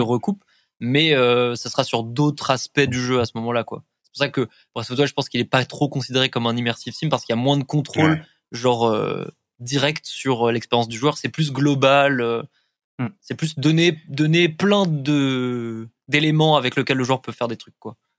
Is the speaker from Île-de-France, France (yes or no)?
yes; Paris, Île-de-France, France; Moi, je suis parisien